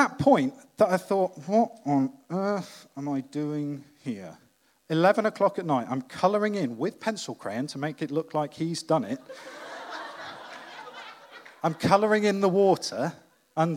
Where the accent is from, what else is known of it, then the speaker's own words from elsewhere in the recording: Wales, United Kingdom; as a Welshman